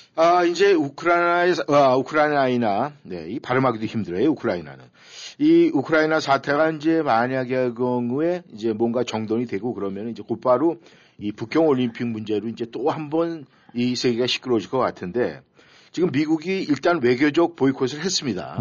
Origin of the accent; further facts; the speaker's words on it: South Korea; 우리 이제 한국 사람으로서